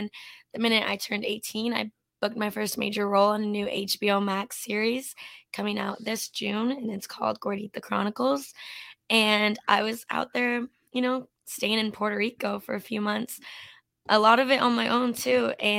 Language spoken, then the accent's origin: English; Canada; And I grew up in Canada as well. We're both Canadian. And when I was a little girl, you know, growing up in a small town in Canada